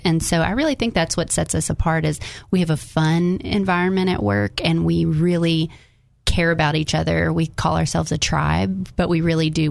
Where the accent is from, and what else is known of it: Jacksonville, Arkansas, United States; now in North Little Rock, United States